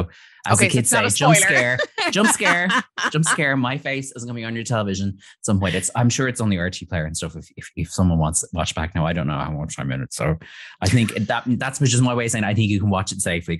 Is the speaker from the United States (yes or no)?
no; Ireland; I'm Irish